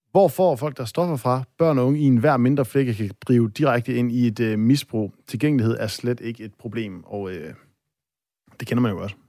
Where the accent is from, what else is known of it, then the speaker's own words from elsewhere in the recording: Aalborg, North Denmark Region, Denmark; Jeg er op fra Aalborg A, som øh, vi, øh, vi siger